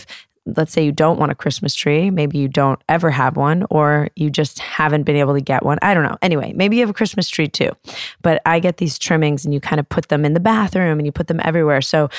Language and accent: English; New York, United States; it was at the Flaherty's house, which was three doors down from the house I grew up in New York.